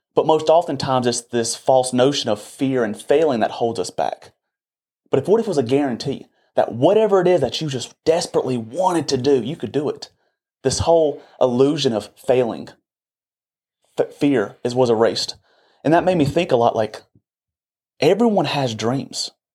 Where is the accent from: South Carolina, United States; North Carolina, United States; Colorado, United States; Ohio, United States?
South Carolina, United States; Boiling Springs; I'm from Bowling Springs, South Carolina, and majority of the people in this little community stay within a twenty